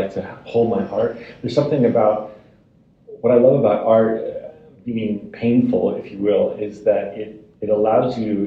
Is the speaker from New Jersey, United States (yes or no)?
yes; New Jersey, United States; Jersey, which is a character which I like writing about, my hometown